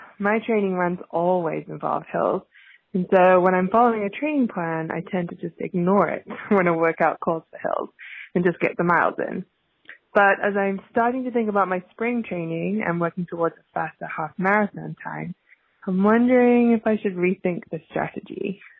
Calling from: Duluth, Minnesota, United States; I'm calling from Duluth, Minnesota

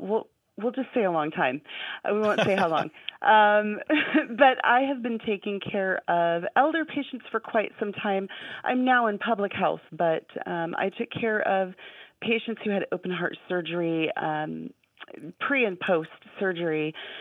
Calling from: Anchorage, Alaska, United States; I'm calling from Anchorage, Alaska, and I am so happy to be talking to you guys.

